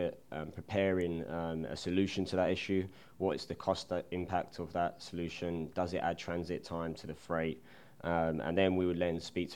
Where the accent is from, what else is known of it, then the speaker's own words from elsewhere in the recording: London, United Kingdom; moved away as an adult; now in Indianapolis, United States; I'm originally from London, England. I moved over to Indianapolis in 2010 and attended Butler University.